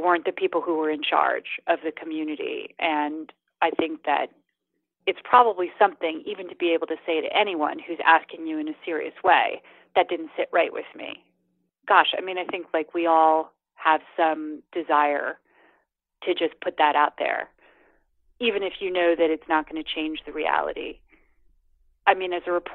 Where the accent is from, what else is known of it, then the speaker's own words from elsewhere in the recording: United States; moved away; also born or lived in India; as an American